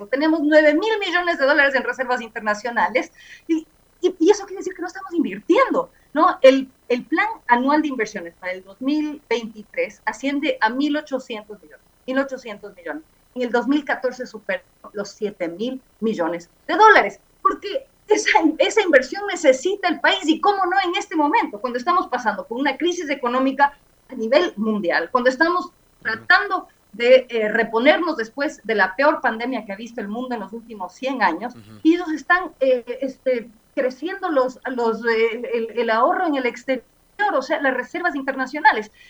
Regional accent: Ecuador; Yo creo que tenemos que, como ecuatorianos y ecuatorianas, plantearnos por qué los recursos del, eh, de del Consejo Nacional Electoral

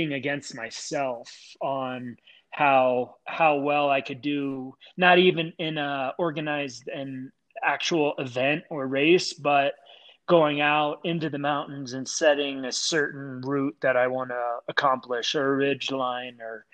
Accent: Clarks Summit, Pennsylvania, United States; being around in the pit with the football field and Clark Summit. I mean, that was our world, and it was awesome

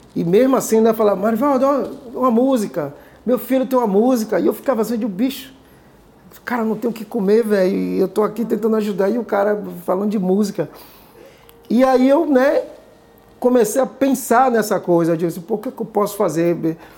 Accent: Salvador, Bahia, Brazil; now in New York, United States; Nordeste Amaralina, que é o bairro onde eu fui criado

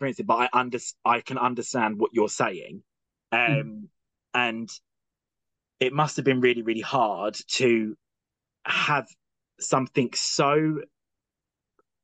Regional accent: Kent, South East England, United Kingdom; I'm originally from Kent.

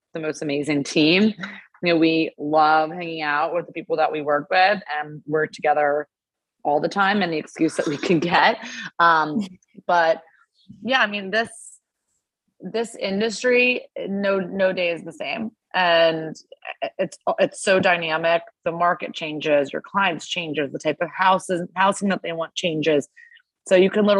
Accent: United States; I grew up in Montgomery County

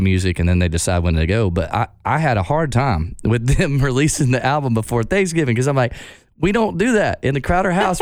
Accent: Texarkana, United States; I grew up in Texarkana. Half of it is in Arkansas, half of it is in Texas.

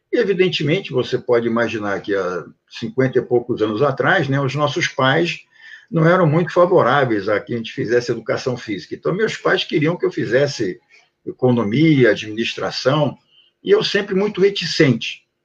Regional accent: Rio de Janeiro, Brazil; also born or lived in Prague, Czech Republic; Nasci em Praga e vim para cá com três anos de idade. Meus pais eh, fugiram lá do comunismo e de lá para cá sempre vivi, morei no Rio de Janeiro

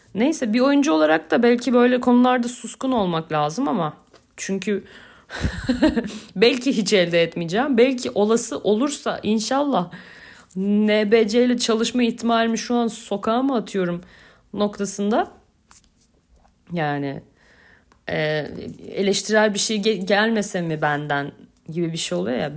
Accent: Beyoğlu, Istanbul, Turkey; also born or lived in Gültepe; Ben Beyoğlu'luyum

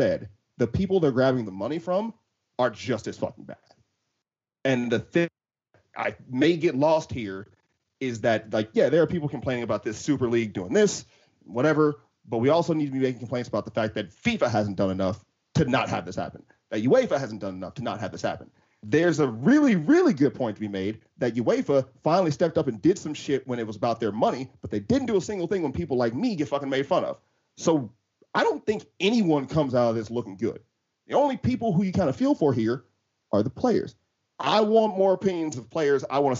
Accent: United States; I'm not fucking from Merseyside. Like, I'm a proper American.

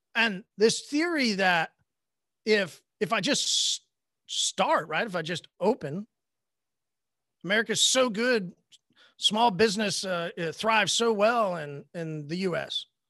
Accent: Oklahoma, United States; I'm from Oklahoma

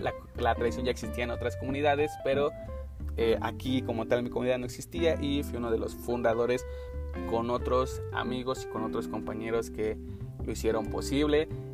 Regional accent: Mexico; como mexicanos tenemos

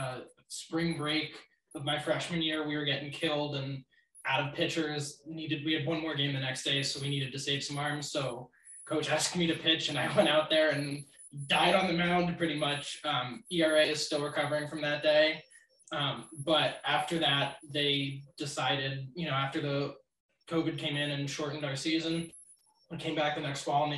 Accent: Los Angeles, California, United States; moved away as an adult; I'm actually from Los Angeles

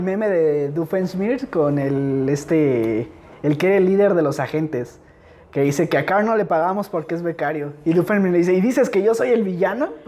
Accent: Valley of Mexico, Mexico

